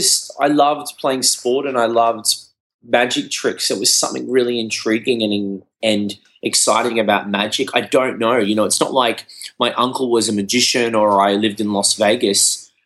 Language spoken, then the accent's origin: English; Brisbane, Queensland, Australia; So mum's from Australia. Dad's from Sri Lanka, and then I was born in Australia.